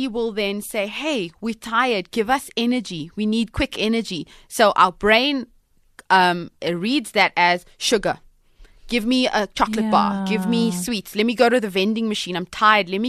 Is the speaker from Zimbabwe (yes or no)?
no; Cape Town, Western Cape, South Africa; I'm from Cape Town, Cape Malay girls, Cape Malay families